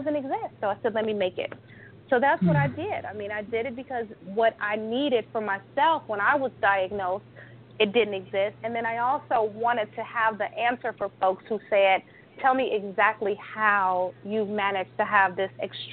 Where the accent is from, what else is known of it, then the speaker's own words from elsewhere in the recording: Chicago, Illinois, United States; also born or lived in California; I'm from Chicago